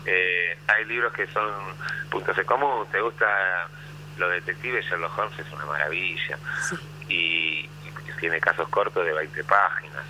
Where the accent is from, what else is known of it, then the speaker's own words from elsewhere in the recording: Argentina; soy argentino